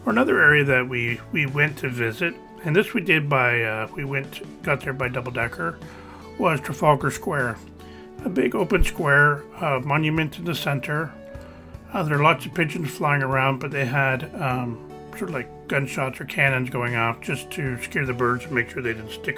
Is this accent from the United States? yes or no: no; Canada; we're from Canada.